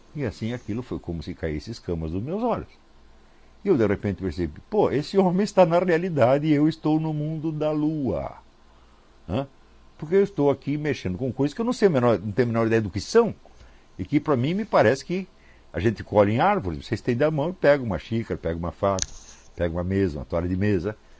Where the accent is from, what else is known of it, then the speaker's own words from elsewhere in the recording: Brazil; Todos nós que fomos criados no Brasil